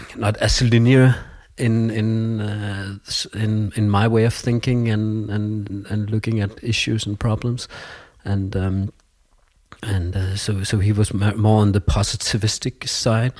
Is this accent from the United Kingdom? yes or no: no; Copenhagen, Capital Region of Denmark, Denmark; English is a second language; also born or lived in Jutland / Portugal; I'm from Copenhagen, uh, my mother is Portuguese, my father is Danish. Um, we've been living in Copenhagen when I was a child